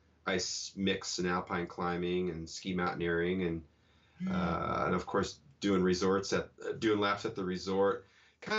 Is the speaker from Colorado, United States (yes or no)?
yes; Denver, Colorado, United States; moved away as an adult; now in Seattle, United States; I grew up in Denver, Colorado, and moved to the Pacific Northwest in 1990